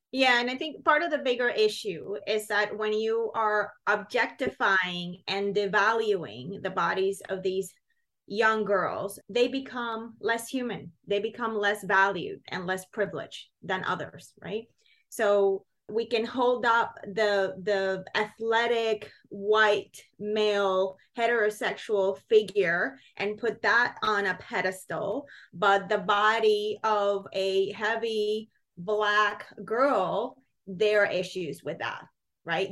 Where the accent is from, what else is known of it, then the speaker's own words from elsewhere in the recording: Puerto Rico; moved away as an adult; now in United States; as a teen growing up in Puerto Rico.